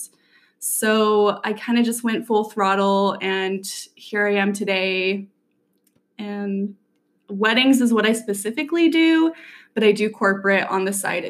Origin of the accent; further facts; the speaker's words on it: Saratoga Springs, Utah, United States; also born or lived in Salt Lake City, Utah; I grew up in Saratoga Springs, Utah.